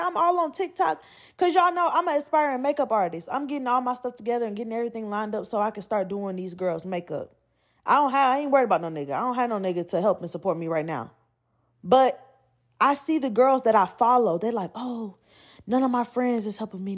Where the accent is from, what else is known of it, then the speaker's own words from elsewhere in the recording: Atlanta, Georgia, United States; I'm from Atlanta